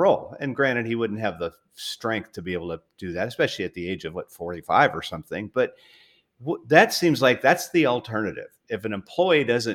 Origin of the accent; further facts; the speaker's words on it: Southern California, United States; growing up in Southern California